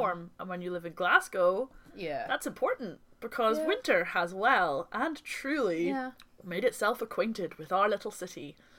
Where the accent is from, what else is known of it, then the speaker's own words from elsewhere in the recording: Ireland; Well, I'm Irish